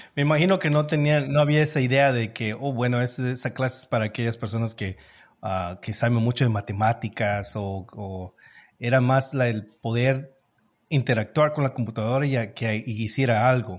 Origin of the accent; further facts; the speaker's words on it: Los Angeles, California, United States; also born or lived in Mexico; yo soy de México, aunque crecí en Los Ángeles.